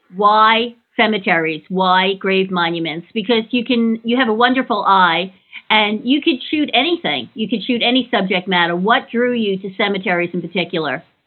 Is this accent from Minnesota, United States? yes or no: no; New York, United States; I grew up in New York as well, and I lived down the street from a cemetery